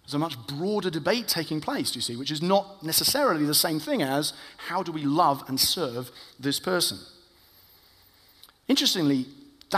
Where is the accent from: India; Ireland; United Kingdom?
United Kingdom; I am white British